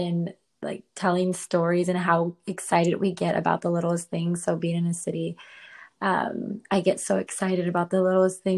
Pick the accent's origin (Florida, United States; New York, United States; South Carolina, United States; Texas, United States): Texas, United States; San Antonio; moved away as an adult; also born or lived in Washington State; now in Austin, United States; I was born on the Canadian border, but I was raised on the Mexican border